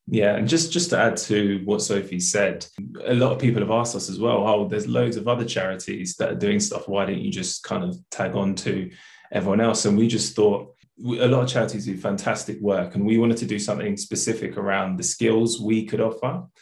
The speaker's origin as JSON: {"language": "English", "region": "London", "country": "United Kingdom", "tie": "born or raised there", "said": "I grew up in South London"}